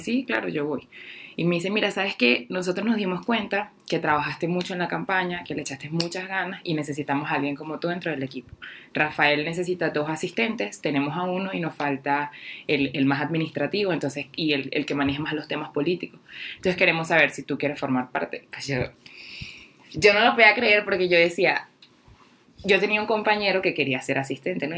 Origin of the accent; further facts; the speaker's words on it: Guatire, Miranda, Venezuela; moved away as an adult; now in Mexico; mi pueblo, Guatire, que es donde soy